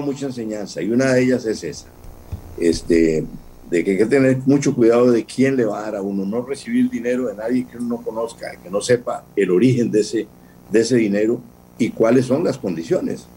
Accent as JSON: {"language": "Spanish", "country": "Costa Rica", "said": "mi país"}